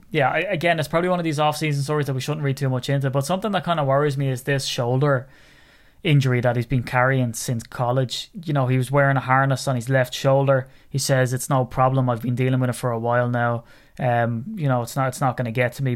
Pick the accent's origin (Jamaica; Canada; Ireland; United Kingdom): Ireland; as an Irishman